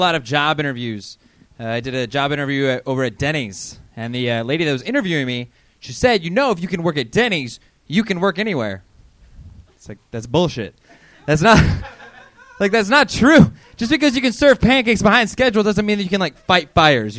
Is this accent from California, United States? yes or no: yes; Fresno, California, United States; moved away as an adult; now in Los Angeles, United States; I'm from Fresno